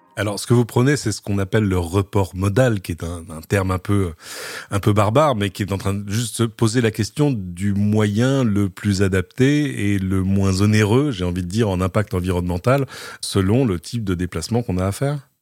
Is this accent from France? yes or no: yes; France; chez nous en France